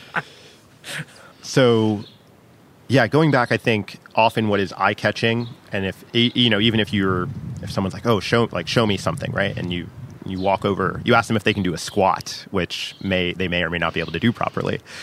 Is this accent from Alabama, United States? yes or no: no; New York City, New York, United States; I am a New Yorker